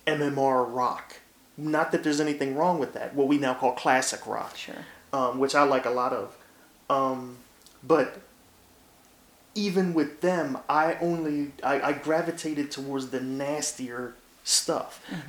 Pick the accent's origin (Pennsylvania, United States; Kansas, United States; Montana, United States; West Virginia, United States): Pennsylvania, United States; Philadelphia; growing up in North Philly, it was like, you listen to that stuff, you don't wear the right clothes, so you're not part of us.